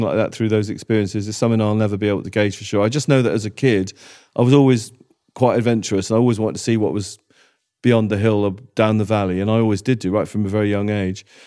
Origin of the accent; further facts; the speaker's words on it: Wales, United Kingdom; I grew up in Wales.